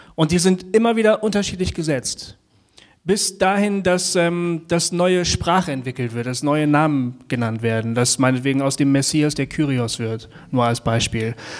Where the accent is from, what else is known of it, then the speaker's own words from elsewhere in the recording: Bremen, Germany; das haben wir als Jugendlicher in Bremen öfter äh, gemacht